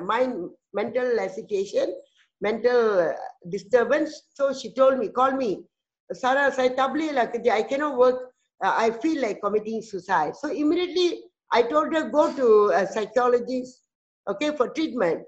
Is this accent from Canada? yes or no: no; Malaysia; from Malaysia